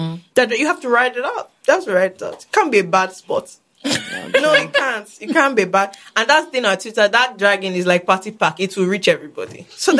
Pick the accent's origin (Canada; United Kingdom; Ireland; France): United Kingdom; Having said that, as I'm British, I might just go back to my original land